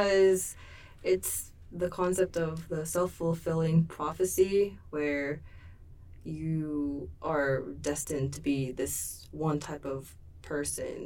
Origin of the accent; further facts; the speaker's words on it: Seoul, South Korea; I was born in Seoul, South Korea